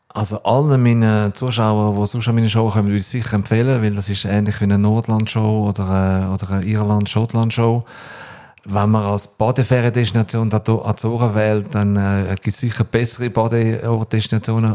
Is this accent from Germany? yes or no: no; Switzerland; also born or lived in New Zealand / Australia; ist die Schweiz für mich meine Heimat